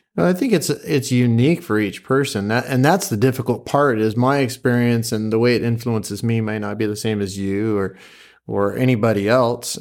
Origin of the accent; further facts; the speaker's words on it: Pleasant Hill, Oregon, United States; also born or lived in Springfield, Oregon; I am from Pleasant Hill, grew up in Pleasant Hill for the most part